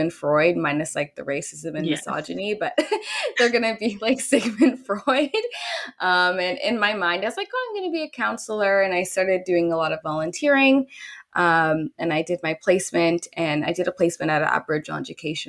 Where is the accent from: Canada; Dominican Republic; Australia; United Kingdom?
Canada; Dorchester, Ontario; also born or lived in Louisiana, United States; I grew up in a rural town in, you know, Ontario. It's called Dorchester.